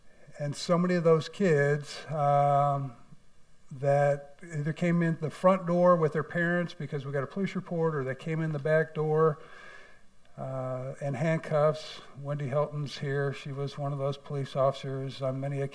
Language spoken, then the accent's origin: English; St. Louis, Missouri, United States; moved away as an adult; also born or lived in Columbia, Missouri / Branson, Missouri; now in Farmington, United States; I grew up in St. Louis, went to University of Missouri, Columbia